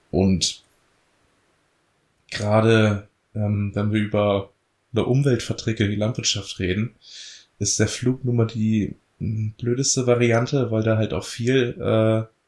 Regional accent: Lower Saxony, Germany; wir kommen aus der Elbmarsch und die Elbmarsch ist nun mal dadurch bestehend, dass schwere, schwere Tonböden haben, aber auch viel moorige Böden

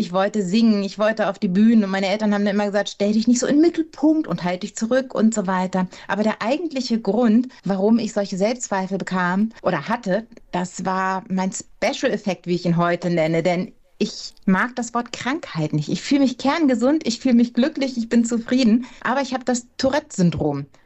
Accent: Hamburg, Germany; In Hamburg geboren und in Hamburg aufgewachsen

